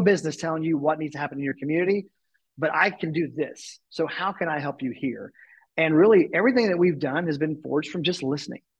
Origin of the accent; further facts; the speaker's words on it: Tulsa, Oklahoma, United States; moved away as an adult; I moved back to my hometown and was living in Tulsa